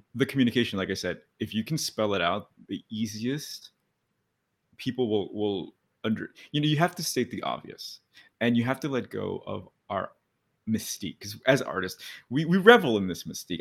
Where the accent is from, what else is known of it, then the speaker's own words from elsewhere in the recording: California, United States; moved away as an adult; now in New York City, United States; I'm from California